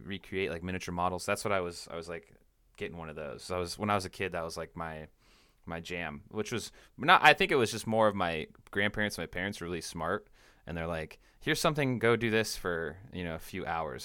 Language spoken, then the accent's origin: English; Washington, United States; now in Central Coast, California, United States; I'm from, I'm from Washington State